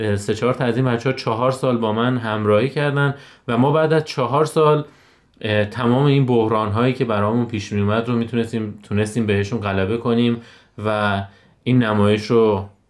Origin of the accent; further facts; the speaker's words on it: Lalejin, Hamadan Province, Iran; 33 ساله متولد شهر لالجین همدان